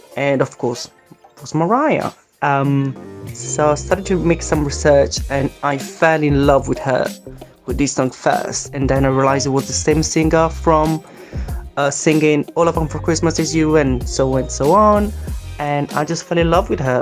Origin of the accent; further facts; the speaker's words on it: Italy; now in London, United Kingdom; I'm from Italy, but I live in London, UK.